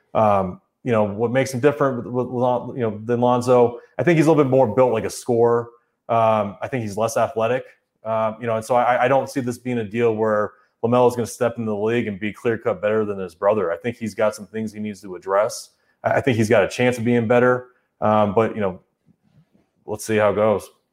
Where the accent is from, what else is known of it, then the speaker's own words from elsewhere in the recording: Arizona, United States; I grew up in Arizona